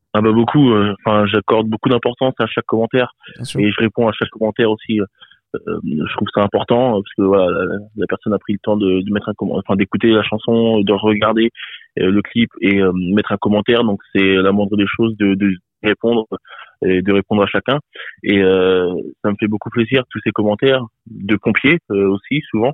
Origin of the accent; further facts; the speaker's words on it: Bourges, Centre-Val de Loire, France; je viens de Bourges, et euh, donc dans le Cher, hein, dans 18 000